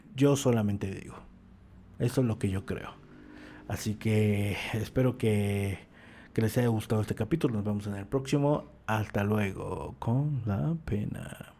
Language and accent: Spanish; Mexico; uno como mexicano